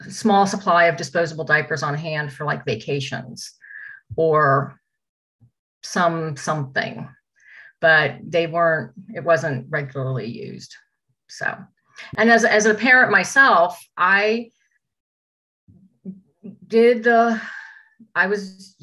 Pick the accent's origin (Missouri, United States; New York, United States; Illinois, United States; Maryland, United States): Missouri, United States; St. Louis; I was born in St. Louis